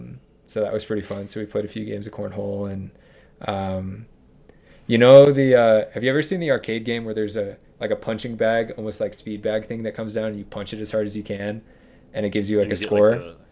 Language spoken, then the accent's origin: English; Michigan, United States; because it was called cornhole growing up in Michigan.